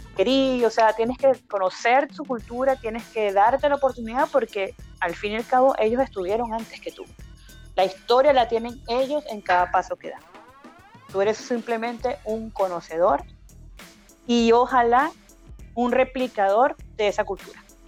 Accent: Caracas, Capital District, Venezuela; now in Chile; yo soy caraqueña de nacimiento, eh, paraguanera y guariqueña de corazón, madre paraguanera, padre guariqueño

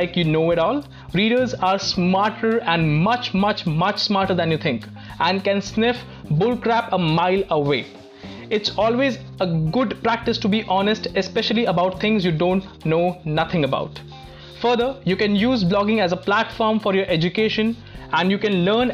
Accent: Delhi, India; Where I'm from, well, I'm an Indian from Delhi.

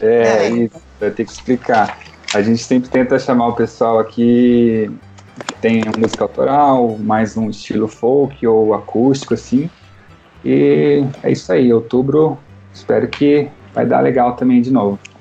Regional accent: Londrina, Paraná, Brazil; eu sou de Londrina, aqui no Paraná, no sul

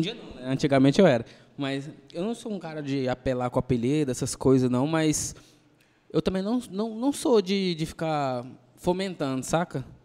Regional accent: Goiânia, Goiás, Brazil; Do pé rachado que dizem

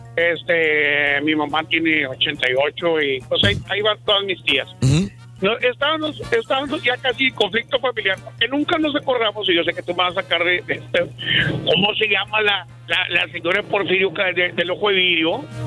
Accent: Laredo, Texas, United States; somos ahí de Laredo

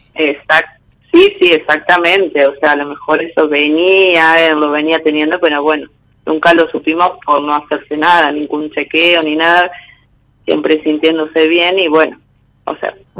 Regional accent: San Pedro, Buenos Aires Province, Argentina; de San Pedro, provincia de Buenos Aires

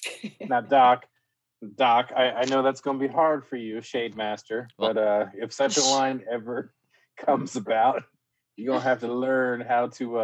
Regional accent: Philadelphia, Pennsylvania, United States; I grew up in Philly

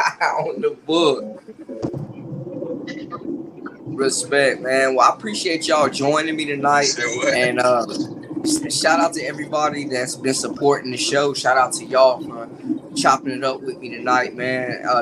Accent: Winston-Salem, North Carolina, United States; Myself, man, I was raised around the Rams, too, going to games and stuff like that.

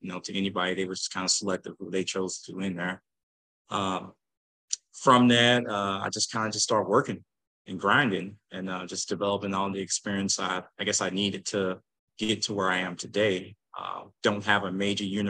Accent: St. Louis, Missouri, United States; also born or lived in Normandy, Missouri; Originally from Normandy, Missouri, grew up in the county, then moved to North St. Louis, then went to school in the city

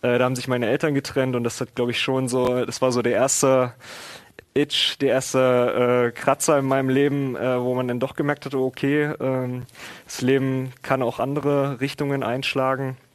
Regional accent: Oschersleben, Saxony-Anhalt, Germany; moved away as an adult; now in Magdeburg, Germany; Bildungsweg hier in Magdeburg das war dann auch irgendwann der Grund von Oschersleben, der Stadt quasi, wo ich aufgewachsen bin, äh, dann hier mal her, herzukommen, habe dann hier mein Abitur nachgeholt

